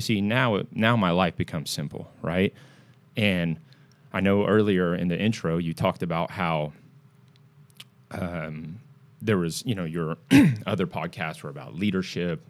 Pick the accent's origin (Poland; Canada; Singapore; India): Singapore; now in United States; I'm originally from Singapore